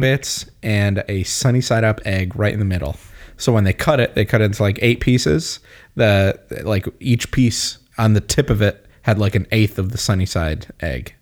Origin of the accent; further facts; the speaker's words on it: Windsor, Connecticut, United States; also born or lived in Granby, Connecticut; grew up in Windsor, and then in high school we moved to Granby. But, like, those are my formative years.